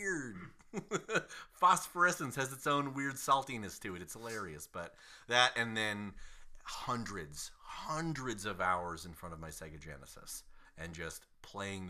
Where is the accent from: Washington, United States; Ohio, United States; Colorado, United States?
Ohio, United States; Solon; also born or lived in Southern California / Utah; I grew up in Northeast Ohio